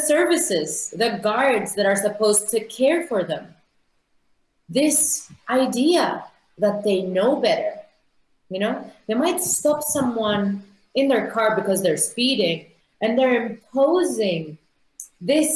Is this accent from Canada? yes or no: no; Nicosia, Cyprus; my hometown, Nicosia